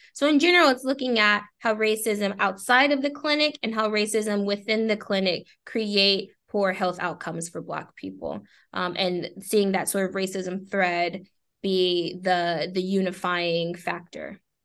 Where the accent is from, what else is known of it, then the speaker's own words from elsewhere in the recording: Texas, United States; I am a Texan